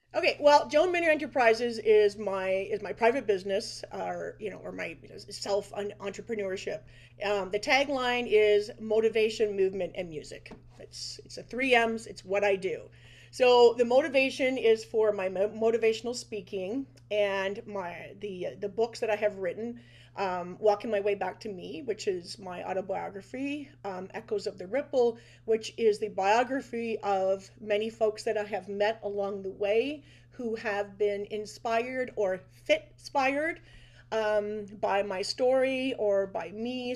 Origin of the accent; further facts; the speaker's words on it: Brantford, Ontario, Canada; I'm a Brantford resident uh, most of my life. I actually live in the exact same house that I was born in up on Martin Ave